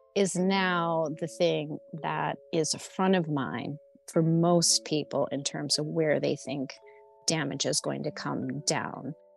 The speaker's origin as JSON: {"language": "English", "region": "Midwest", "country": "United States", "said": "I'm just from the Midwest"}